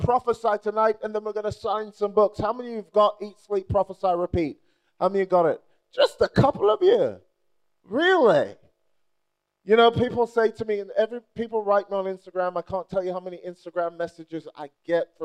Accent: Nigeria; moved away; I'm Nigerian

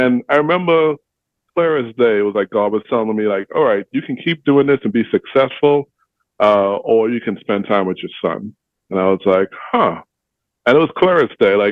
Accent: Bahamas; now in Indianapolis, United States; I'm from the Bahamas

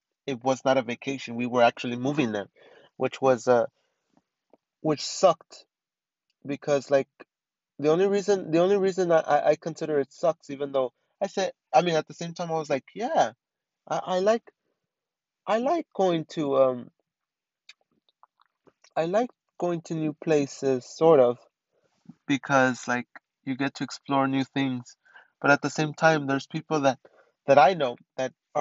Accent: Montebello, California, United States; also born or lived in East Los Angeles (Boyle Heights), California; most of my life I spent it in Montebello

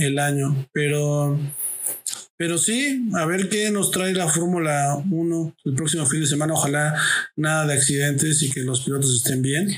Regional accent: Mexico

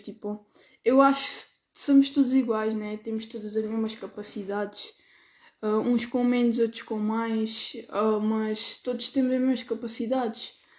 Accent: Alentejo, Portugal

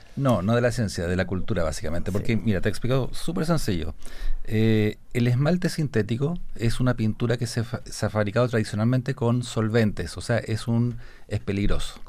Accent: Santiago, Santiago Metropolitan Region, Chile; nosotros los santiaguinos, yo soy santiaguino

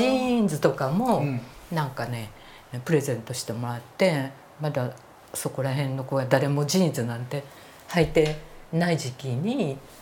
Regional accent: Saitama, Japan; 私埼玉の生まれなんですが、はい、埼玉の生まれ住んだ隣の町が米軍キャンプがあったんです朝霞基地

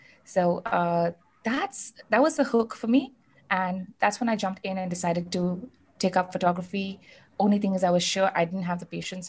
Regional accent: South India, India; born there; So, like you know, I was born in the South, and you know, I am North Indian. So I had kind of like the best of both worlds, the food from both worlds, the upbringing, the cultural, you know, enlightenment, all of that.

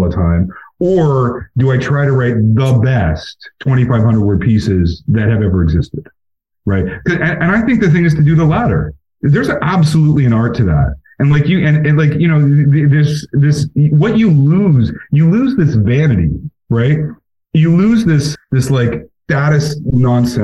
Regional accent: Alberta, Canada; moved away; I'm from Alberta. Like, my whole family there is all conservative

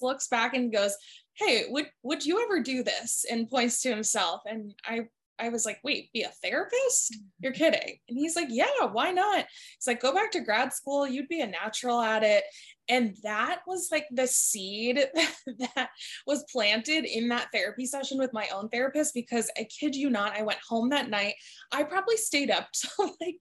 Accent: New Jersey, United States; moved away as an adult; also born or lived in Staten Island, New York; now in Los Angeles, United States; I'm originally born and raised in New Jersey

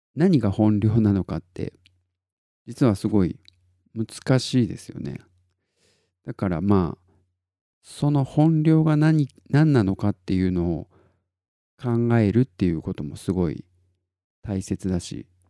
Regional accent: Tottori, Japan; 僕が鳥取生まれギターポップ育ち

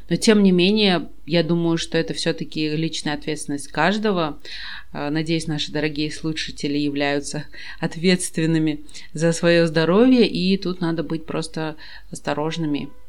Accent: Kazakhstan; я из Казахстана, и мне не нужна виза совсем

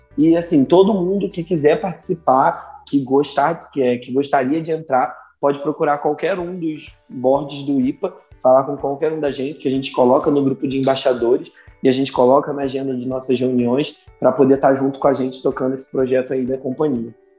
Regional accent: Rio de Janeiro, Brazil; eu sou nascido aqui no Rio de Janeiro, na zona oeste do Rio.

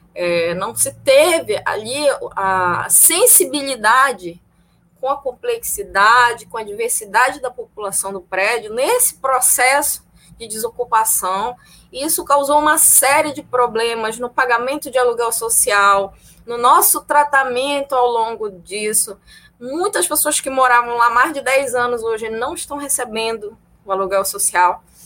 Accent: Belém, Pará, Brazil; now in Niterói, Brazil; eu sou natural de Belém do Pará, mas moro em Niterói desde 2014

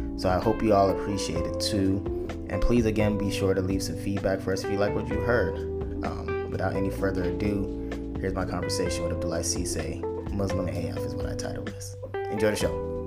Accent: Chicago, Illinois, United States; growing up in Chicago

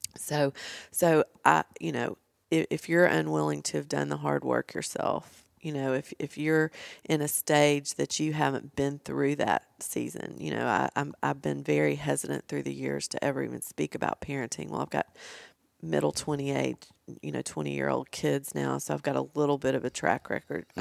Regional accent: Nashville, Tennessee, United States; I'm from Nashville

